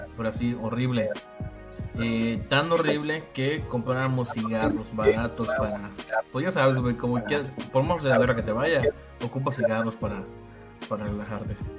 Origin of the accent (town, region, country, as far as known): Yucatán, Mexico